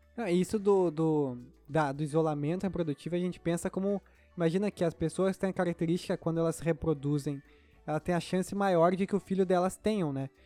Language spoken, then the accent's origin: Portuguese; Rio Grande do Sul, Brazil; sou gaúcho